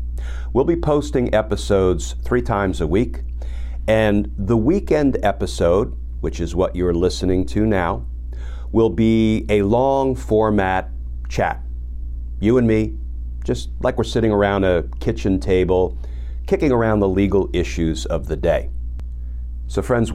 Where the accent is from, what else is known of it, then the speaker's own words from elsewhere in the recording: New Jersey, United States; also born or lived in Brooklyn, New York; I was born in Brooklyn, New York. I escaped to New Jersey. I didn't escape far. I was raised in New Jersey